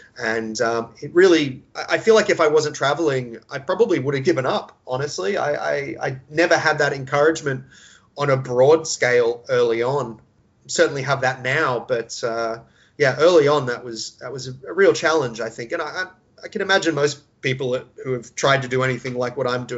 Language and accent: English; California, United States; I spent part of my time growing up in Southern California, which is, of course, a very liberal, entertainment world-focused part of the world